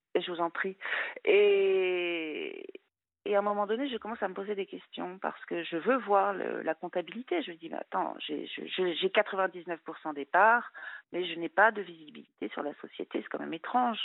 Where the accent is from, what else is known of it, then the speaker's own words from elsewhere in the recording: France; also born or lived in Luxembourg; j'étais française